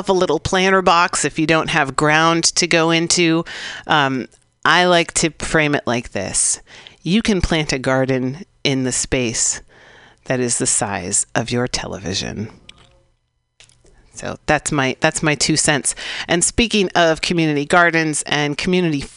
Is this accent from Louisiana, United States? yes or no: no; San Francisco, California, United States; I grew up here in San Francisco out in the sunset, right by the beach